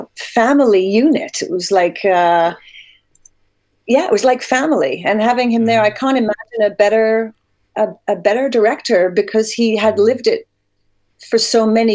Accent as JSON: {"language": "English", "town": "Sittingbourne", "region": "South East England", "country": "United Kingdom", "tie": "born or raised there", "accent": "hybrid Canadian-British", "moved": "as an adult", "lives_now": "Canada", "said": "I was raised in Sittingbourne, which is like, I believe it's one or two train stops from Raynham"}